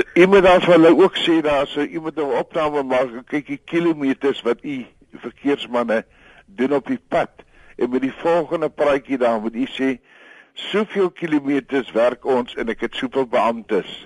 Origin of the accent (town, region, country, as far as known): South Africa